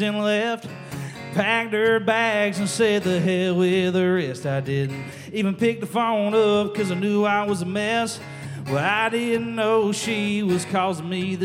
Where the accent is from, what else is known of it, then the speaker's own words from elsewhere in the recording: Baxley, Georgia, United States; I'm from Baxley, Georgia